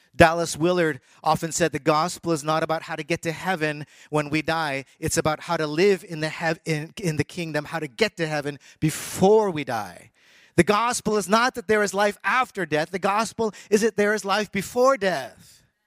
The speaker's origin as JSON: {"language": "English", "country": "Canada", "tie": "born or raised there", "also_born_or_lived": "United States / Taiwan", "moved": "yes", "said": "I was born in the United States. I was raised in Canada."}